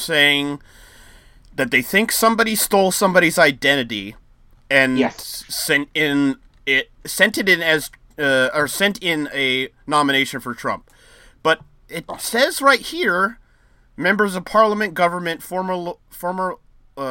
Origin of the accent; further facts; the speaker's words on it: West Coast, United States; I'm from the West Coast